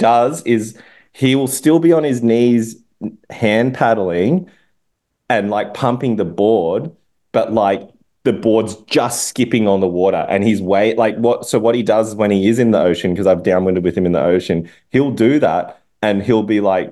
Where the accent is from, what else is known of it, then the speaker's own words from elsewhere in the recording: Sydney, New South Wales, Australia; my hometown, Maroubra